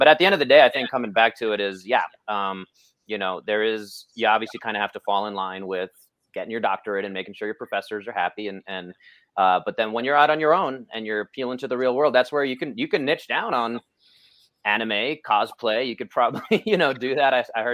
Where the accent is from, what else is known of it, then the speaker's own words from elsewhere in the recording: New York, United States; I'm a New Yorker. I'm loud and I'm brash.